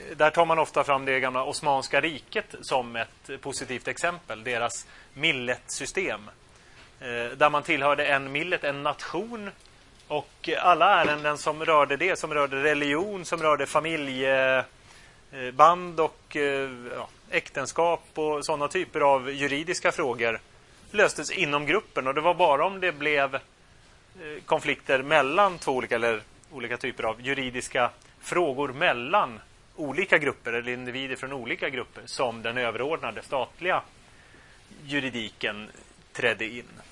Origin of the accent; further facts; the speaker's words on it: Sweden; also born or lived in Turkey; För att jag är ju svensk. Alla mina förfäder är svenska.